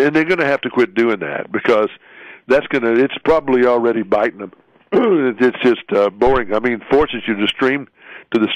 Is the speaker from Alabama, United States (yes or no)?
yes; Montgomery, Alabama, United States; I am from Montgomery, Alabama, the home of sweet tea